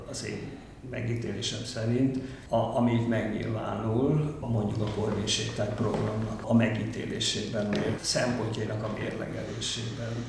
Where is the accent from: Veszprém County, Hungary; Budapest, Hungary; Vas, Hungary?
Budapest, Hungary; itt a Józsefvárosban, és én ezt nagyon közelről követtem nyomon, hogy így születtem, éltem egész életemben, ide jártam általános iskolába, még középiskolába is ide jártam, mert a fazekas gimnázium itt volt.